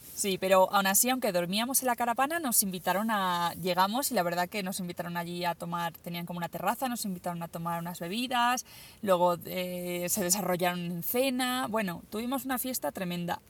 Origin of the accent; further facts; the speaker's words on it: Spain; first language Spanish; yo soy española